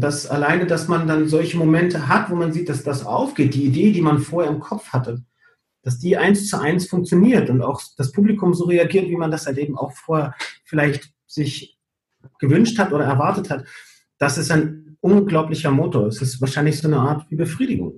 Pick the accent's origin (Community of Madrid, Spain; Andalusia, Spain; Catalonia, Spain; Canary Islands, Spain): Canary Islands, Spain; Gran Canaria; moved away; also born or lived in Fuerteventura; ich komme aber ja eigentlich aus Gran Canaria.